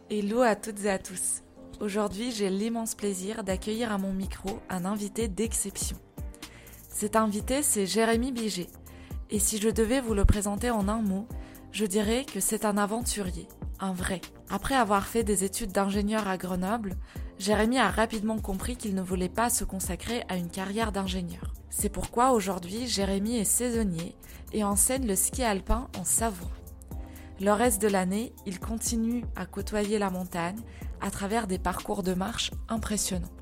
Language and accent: French; Kyrgyzstan; moved away; mon pays d'origine, le Kyrgyzstan